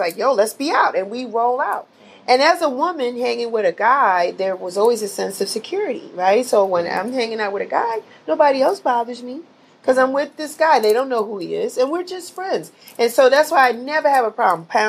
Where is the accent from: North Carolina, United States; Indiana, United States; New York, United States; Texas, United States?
New York, United States; New York City; growing up in the Bronx, New York